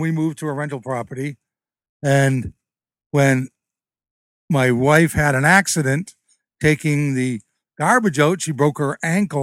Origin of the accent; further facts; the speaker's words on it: Alden, United States; moved away as an adult; now in Connecticut, United States; I'm originally from Alden